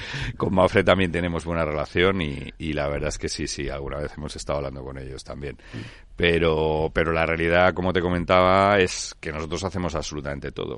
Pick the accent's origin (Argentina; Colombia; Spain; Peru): Spain; donde todos los socios y, directivos de la compañía eh, somos, somos españoles